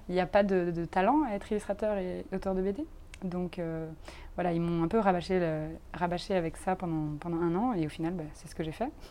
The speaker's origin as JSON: {"language": "French", "country": "France", "moved": "yes", "lives_now": "Brussels, Belgium", "said": "je suis française, mais je vis ici"}